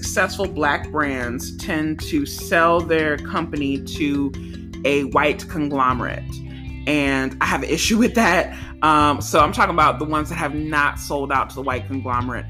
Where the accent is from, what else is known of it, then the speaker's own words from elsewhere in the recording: St. Gabriel, Louisiana, United States; also born or lived in Baton Rouge, Louisiana; now in New York, United States; I come from St. Gabriel, Louisiana. So many of them people that I went to school with, or that I've known from growing up, have either worked in Walmart